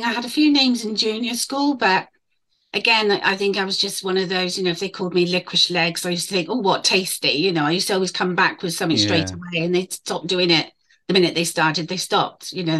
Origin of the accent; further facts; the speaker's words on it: England, United Kingdom; I'm mixed race. And no, I'm not. I was born in England.